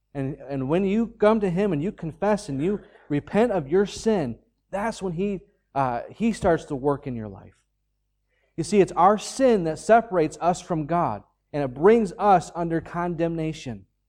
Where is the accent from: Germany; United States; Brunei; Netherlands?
United States; now in Ireland; I'm an American citizen.